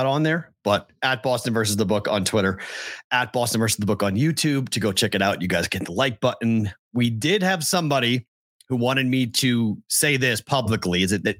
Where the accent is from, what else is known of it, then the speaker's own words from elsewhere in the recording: Massachusetts, United States; moved away; my home state of Massachusetts.